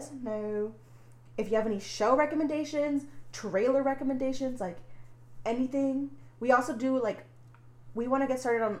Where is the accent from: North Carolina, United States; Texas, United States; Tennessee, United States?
Texas, United States; near Plano; this comes from my home state. Texas, but it happened in Plano, and it's, like, close to where I grew up